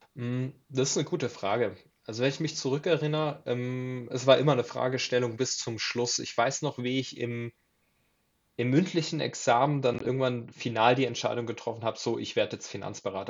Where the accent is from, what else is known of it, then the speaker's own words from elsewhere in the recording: Southern Germany, Germany; ich komme aus Süddeutschland